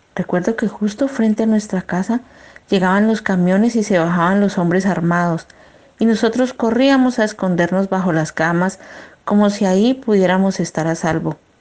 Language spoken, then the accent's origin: Spanish; Piendamó, Cauca, Colombia; moved away as an adult; also born or lived in Barranquilla; now in Germany; Vengo de un municipio que se llama Piendamó. Está ubicado en el departamento del Cauca